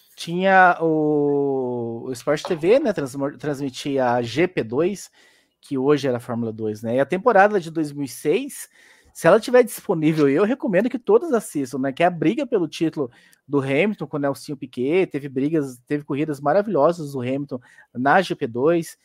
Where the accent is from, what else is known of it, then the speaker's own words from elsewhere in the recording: Goianésia, Goiás, Brazil; moved away; eu sou de Goianésia, Goiás